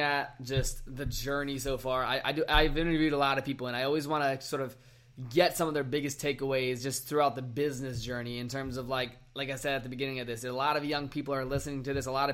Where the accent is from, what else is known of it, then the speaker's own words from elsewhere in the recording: Virginia, United States; now in Arizona, United States; I was in my hometown in Virginia